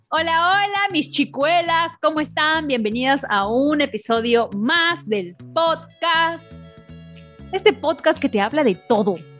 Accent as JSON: {"language": "Spanish", "country": "Peru", "tie": "born or raised there", "moved": "yes", "lives_now": "United States", "said": "yo me crié en Perú, pero he pasado casi la mitad de mi vida aquí en Estados Unidos"}